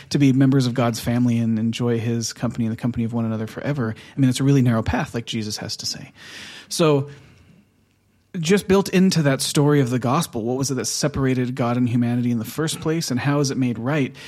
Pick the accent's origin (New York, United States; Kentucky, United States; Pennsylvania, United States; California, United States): California, United States; Southern; moved away as an adult; now in Oslo, Norway; we're from Southern California